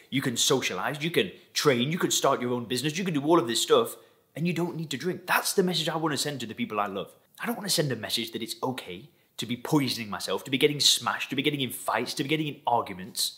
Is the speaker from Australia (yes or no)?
no; Lancashire, North West England, United Kingdom; moved away as an adult; also born or lived in Thailand; now in Dubai, United Arab Emirates; I've actually been living outside of England, where I'm originally from. People ask me all the time, where's my accent from? I actually come from Lancashire in the northwest of England